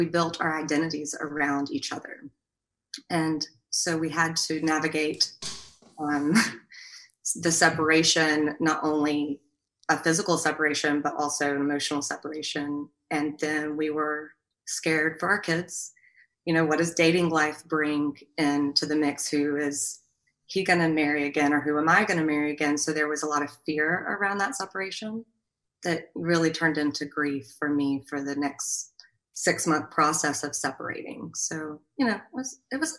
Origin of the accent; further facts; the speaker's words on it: Alabama, United States; We also had, you know, the Southern culture. We're from Alabama